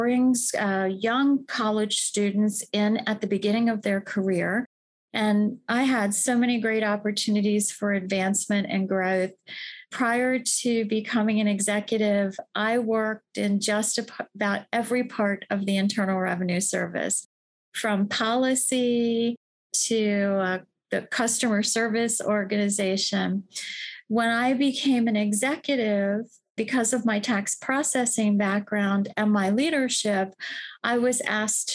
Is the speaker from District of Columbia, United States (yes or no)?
yes; Washington, District of Columbia, United States; I'm from Washington, D.C. I knew I wanted to work in government from the start because I was raised in D.C.